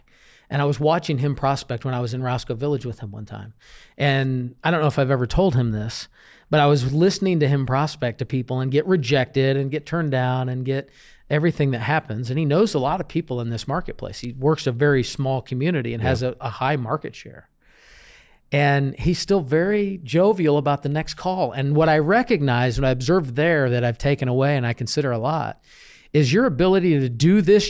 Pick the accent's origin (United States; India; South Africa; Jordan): Jordan; Yeah. I was born and raised in Jordan.